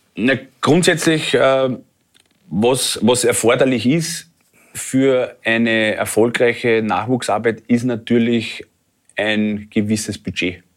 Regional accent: Austria; als Österreicher

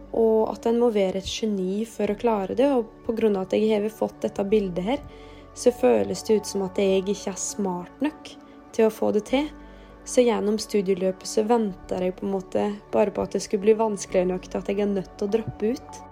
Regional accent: Rauland, Vestfold og Telemark, Norway; Jeg kommer fra Rauland

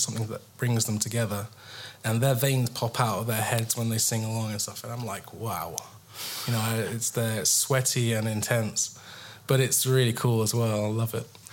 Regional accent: England, United Kingdom; I'm English

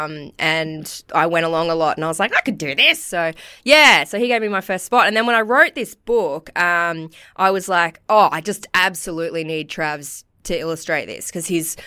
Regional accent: Cooroy, Queensland, Australia; I grew up in Karoi

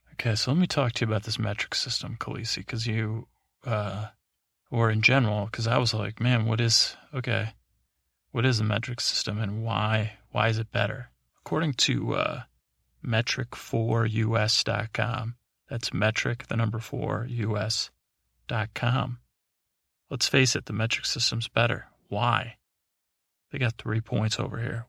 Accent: United States; I'm American

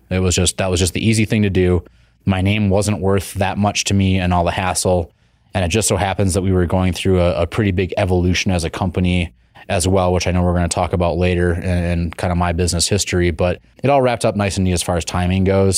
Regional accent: Wisconsin, United States; also born or lived in Colorado; now in Boise, United States; We're both from Wisconsin.

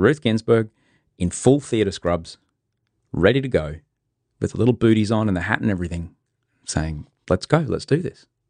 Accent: Brisbane, Queensland, Australia; now in Sydney, Australia; I grew up in well, most of it in Brisbane

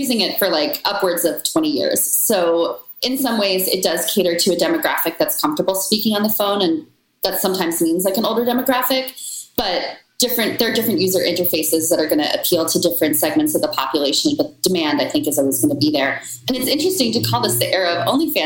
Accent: Washington, District of Columbia, United States; my hometown of DC

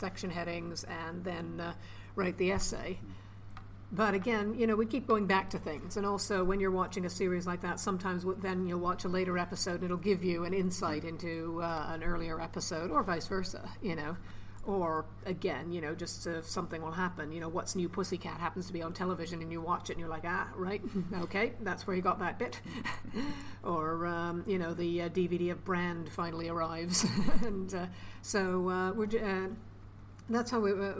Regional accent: Toronto, Ontario, Canada; now in United Kingdom; I'm from Toronto, still got family there

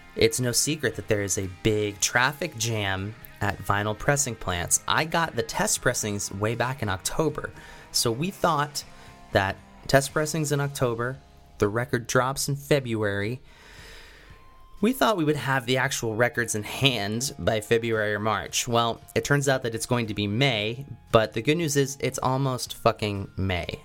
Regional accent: Lancaster, Pennsylvania, United States; moved away; I'm from Lancaster.

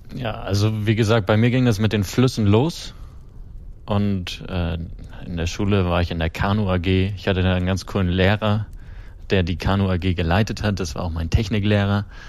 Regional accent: Kiel, Schleswig-Holstein, Germany; ich komme ja aus dem Norden, aus mhm, Kiel. Mhm. Da bin ich groß geworden

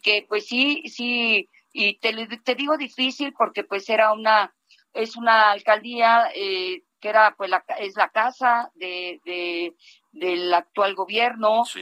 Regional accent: Mexico; also born or lived in Mexico City; como ciudadana de este, de esta gran ciudad y como, como mexicana

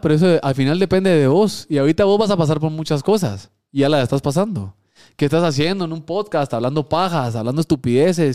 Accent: Guatemala; also born or lived in Mexico; Porque yo soy chapín. Punto, aquí nací, no puedo decir que soy de otro país.

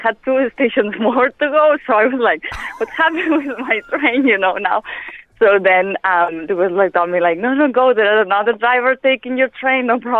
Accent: Spain; English is a second language; moved away as an adult; now in Ireland; I'm from Spain, so I met it when I arrived here in Ireland.

